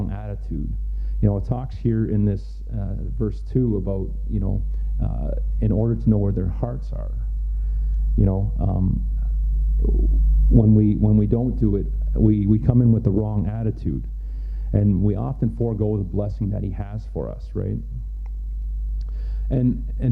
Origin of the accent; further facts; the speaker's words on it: Canada; also born or lived in Mexico / Haiti; I was born in Mexico. I was about a year and a half old when we moved here to Canada.